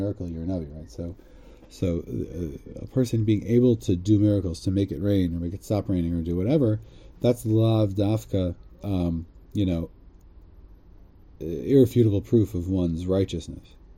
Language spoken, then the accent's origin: English; United States; growing up in America